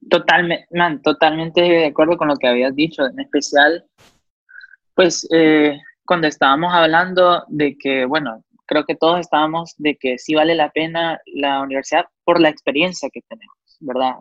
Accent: Honduras; moved away as an adult; also born or lived in Georgia, United States; cuando yo me fui la primera vez de Honduras a, Georgia, a SCAD

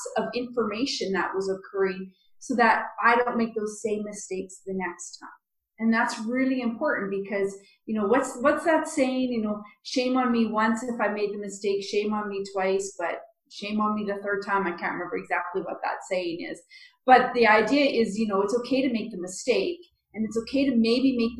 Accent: Canada

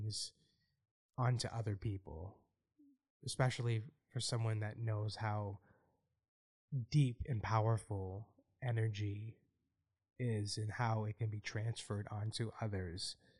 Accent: Boston, Massachusetts, United States; my hometown

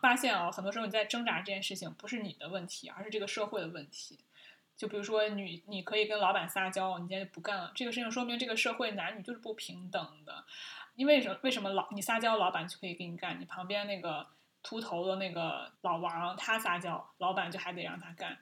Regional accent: China; 我们中国人

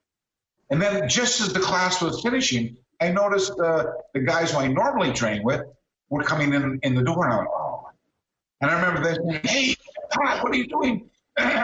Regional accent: Canada; accent: Canadian; also born or lived in Brisbane, Australia; now in Los Angeles, United States; I grew up in Canada.

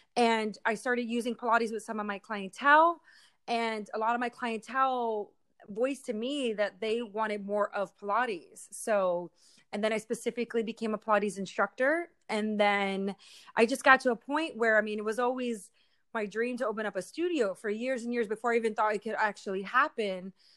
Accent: Philadelphia, Pennsylvania, United States; moved away as an adult; now in Humboldt County, United States; I'm from the East Coast, so it's completely different. Uh, I grew up my whole life in the city

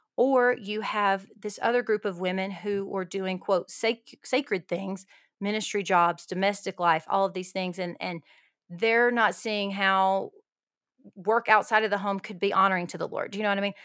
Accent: Alabama, United States; moved away as an adult; also born or lived in Costa Rica; now in El Paso, United States; I am from Alabama, g, uh, born and raised in Alabama, lived in the South my whole life until now

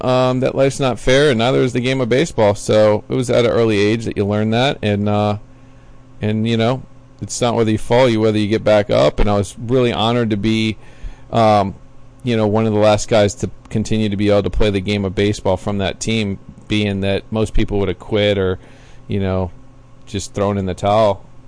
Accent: Pinellas County, Florida, United States; I grew up here in Pinellas County. Uh, went to Countryside High School

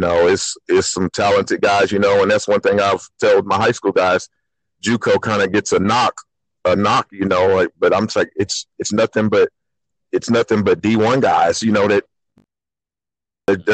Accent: Sapulpa, Oklahoma, United States; I'm from Sapulpa. I was a part of two state tournament teams. At Sapulpa, played point guard there

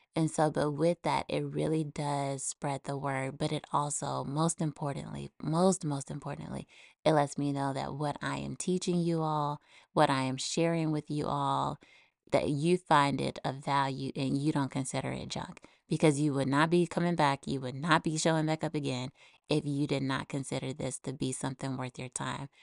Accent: United States; now in Texas, United States; my home country, the U S

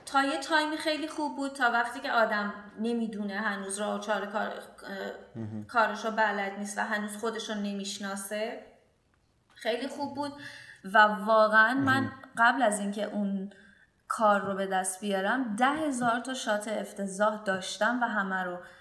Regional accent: Bandar Abbas, Hormozgan, Iran; من توی بندرباس به دنیا آمدم و همینجا شروع به کار کردم

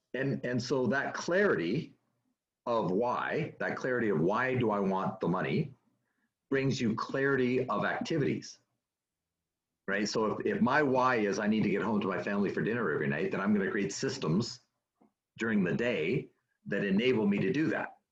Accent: Canada; moved away as an adult; also born or lived in United States; now in California, United States; born and raised in Canada, moved to the United States in 1999

